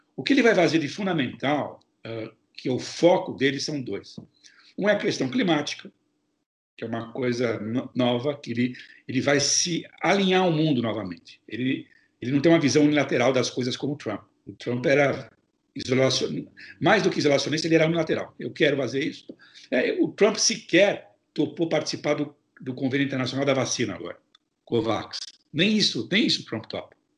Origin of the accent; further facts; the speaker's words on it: São Paulo, Brazil; now in United States; Eu sou de São Paulo, sou paulistano